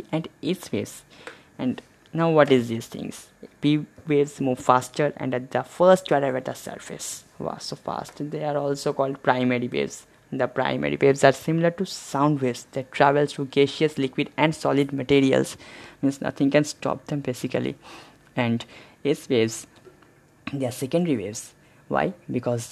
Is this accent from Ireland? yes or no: no; India; being an Indian